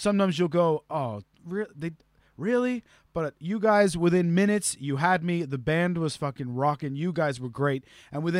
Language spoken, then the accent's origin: English; Canada; being a Canadian musician myself